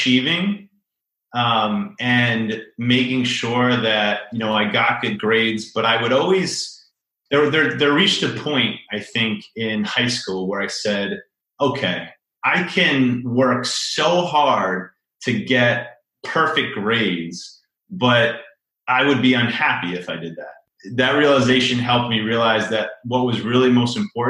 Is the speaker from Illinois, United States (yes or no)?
no; Chappaqua, New York, United States; now in Brooklyn, United States; I grew up in a suburb about an hour north of New York City. I grew up in Chappaqua.